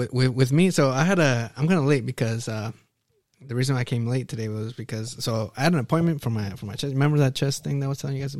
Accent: North Bay, California, United States; I was born in North Bay.

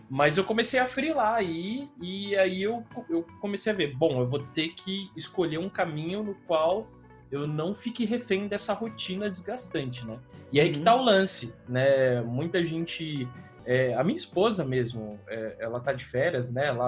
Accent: São Paulo, Brazil; eu sou de Sampa, né, eu, eu moro aqui desde sempre, e é que, assim, qualquer rolê, qualquer rolê, assim, para shopping, para o centro, eu moro aqui na Zona Sul e tal

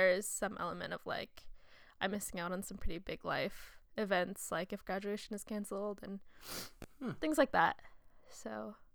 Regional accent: Southern Oregon, United States; born or raised there

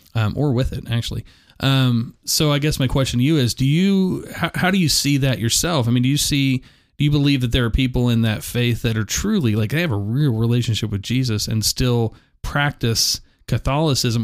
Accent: United States; I'm an American

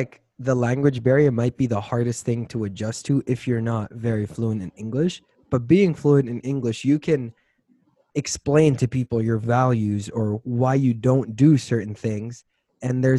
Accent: Saudi Arabia; moved away as an adult; also born or lived in Florida, United States; now in Boulder, United States; So I was raised in the U.S. since I was 4 years old till I was about 9. I lived in Florida, and then I came back to Saudi, and then I lived there for the rest of my life

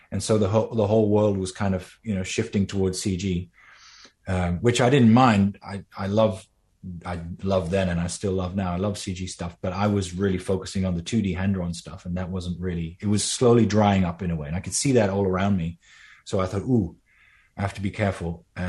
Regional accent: Netherlands; I just met this old Danish animator who just happened to live very close to where I grew up in Holland, in the Netherlands.

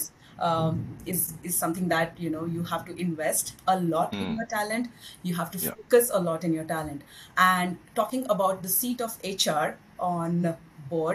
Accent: India; moved away as an adult; now in Singapore; I'm basically from India, and then it's been 10 years now I'm in Singapore

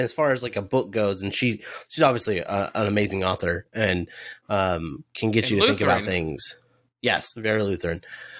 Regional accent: United States; I'm American

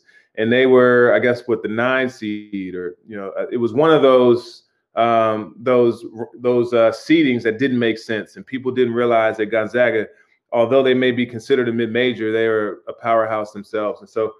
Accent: Washington, District of Columbia, United States; So I grew up in Washington, D.C. I grew up, my dad was an ophthalmologist. Mom was actually a Latin scholar and a nurse. And it was a great place to grow up. You know, I went to school with Chelsea Clinton

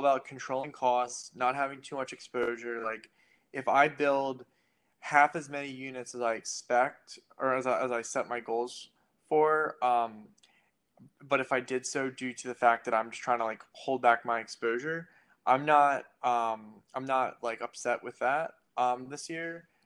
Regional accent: United States; moved away as an adult; now in Philadelphia, United States; I grew up an hour outside of Philly

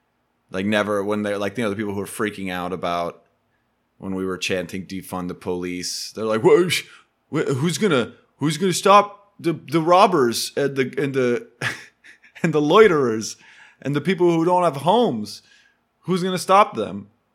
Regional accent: United States; I'm American.

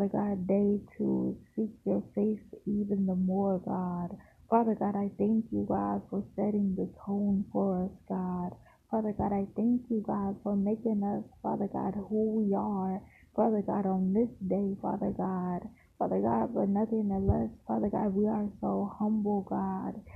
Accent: Largo, Florida, United States; also born or lived in St. Petersburg, Florida; I was born in St. Petersburg, Florida, raised in Largo, Florida

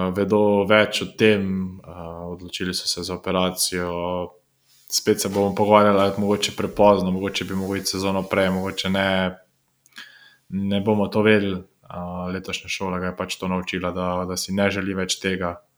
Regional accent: Slovenia

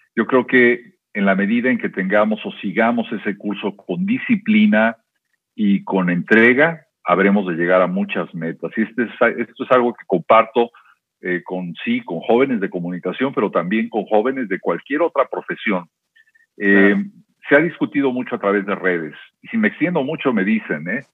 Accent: Guadalajara, Jalisco, Mexico; moved away as an adult; also born or lived in Veracruz / Xalapa; en mi etapa de infancia fue eh, en buena medida en Veracruz, pero después estuve en Guadalajara muchos, muchos años ahí de alguna manera eh, hice mi primaria, mi secundaria, mi bachillerato.

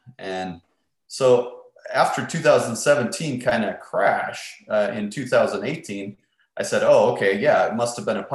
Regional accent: Minnesota, United States; moved away; I was born and raised in Minnesota, which is far north of Texas

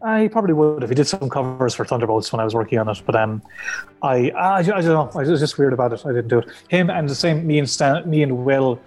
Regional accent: County Clare, Munster, Ireland; I'm from Clare, and there was no comic shop near me.

